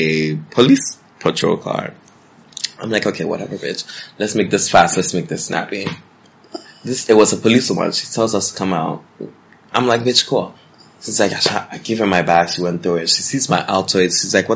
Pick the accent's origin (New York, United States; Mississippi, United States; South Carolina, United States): New York, United States; I'm from New York, because that's where I'm from.